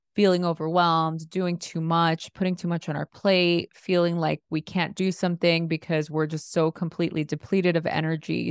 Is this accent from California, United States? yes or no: yes; Los Angeles, California, United States; growing up in East L A during the L A riots in a really chaotic environment, first generation Mexican-American